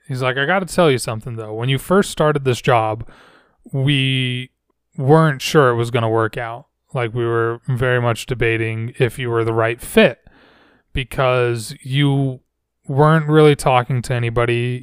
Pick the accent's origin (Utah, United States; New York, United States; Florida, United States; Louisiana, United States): Utah, United States; Layton; I grew up in a city called Layton